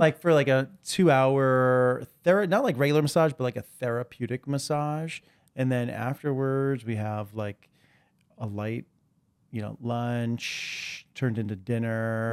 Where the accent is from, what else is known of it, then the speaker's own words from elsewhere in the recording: New York City, New York, United States; I was born in Greenwich